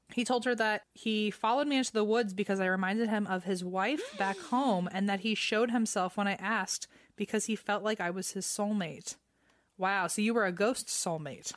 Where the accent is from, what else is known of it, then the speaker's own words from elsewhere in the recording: Virginia, United States; I grew up in Virginia